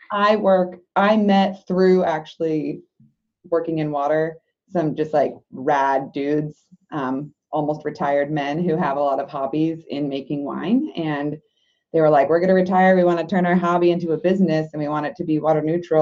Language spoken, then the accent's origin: English; California, United States; also born or lived in Michigan; my home state is hurting right now. And so I want to go back home and work on these drought issues. So I came back to California